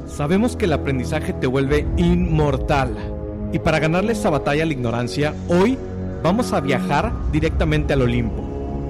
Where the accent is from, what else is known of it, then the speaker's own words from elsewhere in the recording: Tamaulipas, Mexico; yo soy originario de Tamaulipas